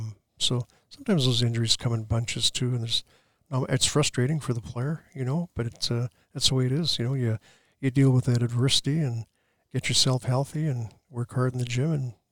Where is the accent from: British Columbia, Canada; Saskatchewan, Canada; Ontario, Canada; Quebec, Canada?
Saskatchewan, Canada; Regina; moved away; that's my hometown.